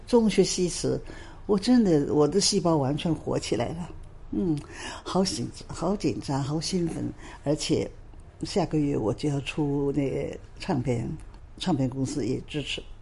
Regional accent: Shanghai, China; now in Hong Kong; 那个时候当然是上海了

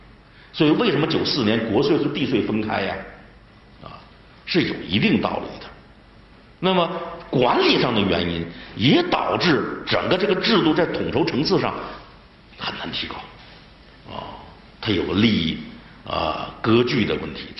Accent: Liaoning, China; 你比如我是辽宁人。辽宁人，你大连到沈阳那是不可能的

